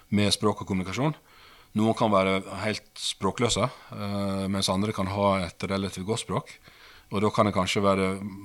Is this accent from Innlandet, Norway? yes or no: no; Sandane, Vestland, Norway; accent: Western Norwegian (Vestlandet); moved away as an adult; also born or lived in Asker; Oppvokst eh, på et sted som heter Sandane, lite sted, i det som tidligere het eh, Sogn og Fjordane fylke, som nå er Vestland fylke